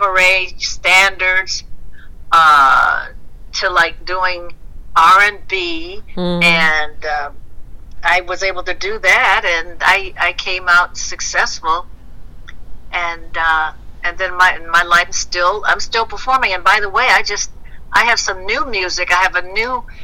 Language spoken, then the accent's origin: English; Detroit, Michigan, United States; I'm from Detroit.